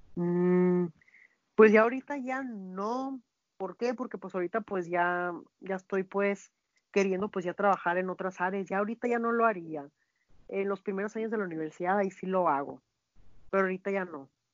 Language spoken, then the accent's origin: Spanish; Mexico; also born or lived in Hermosillo, Sonora; nosotros como mexicanos